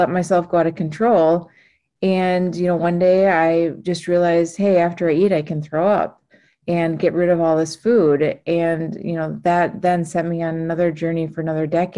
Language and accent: English; Minnesota, United States; I grew up in Minnesota